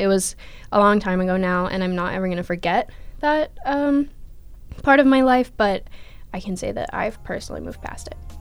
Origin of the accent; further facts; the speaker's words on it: Minneapolis, Minnesota, United States; moved away; I'm from Minneapolis, Minnesota